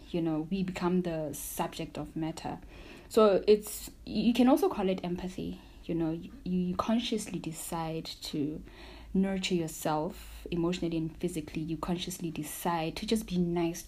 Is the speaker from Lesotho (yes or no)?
yes; Maseru, Maseru District, Lesotho; I'm from Maseru, Lesotho, and I am a mental health practitioner